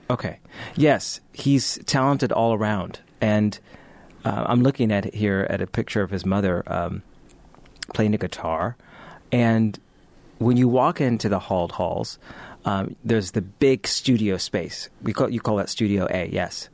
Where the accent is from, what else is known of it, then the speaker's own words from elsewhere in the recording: United States; we're speaking as Americans